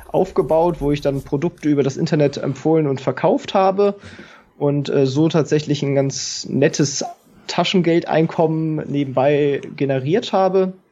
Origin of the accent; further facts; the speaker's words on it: Kiel, Schleswig-Holstein, Germany; also born or lived in Hannover; ich komme ursprünglich aus Kiel, bin dann äh, für das Studium nach Hannover gezogen